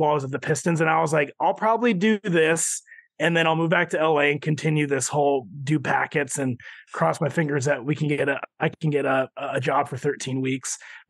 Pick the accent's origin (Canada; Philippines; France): Philippines; I'm Filipino. He's an icon to our people.